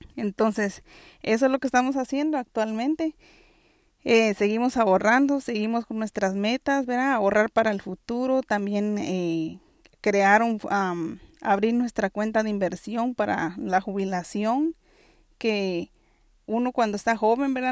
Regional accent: Guatemala; now in New York City, United States; yo soy originaria de Guatemala y actualmente vivo en la ciudad de Nueva York

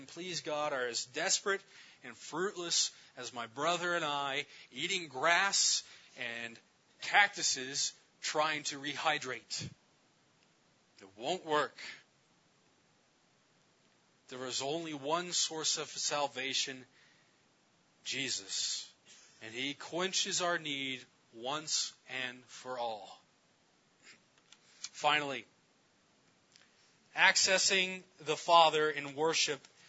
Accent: Gallup, New Mexico, United States; I'm from Gallup, New Mexico, where I've served alongside

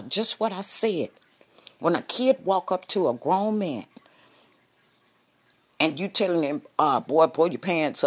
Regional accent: Fresno, California, United States; I am from Fresno, California

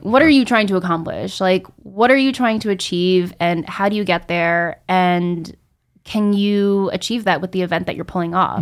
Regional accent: Rockland County, New York, United States; I'm a New York native, specifically from Rockland County.

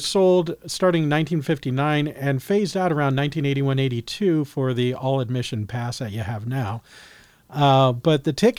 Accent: California, United States; Of course, growing up in Christian schools, private schools in California, there was Christian School Day.

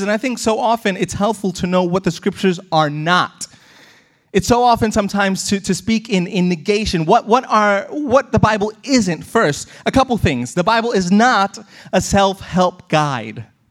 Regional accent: United States; growing up in America

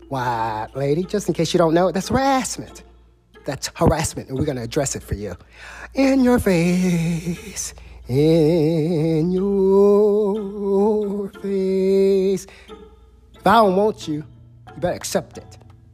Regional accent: United States; Well, I'm not just black. I'm an American.

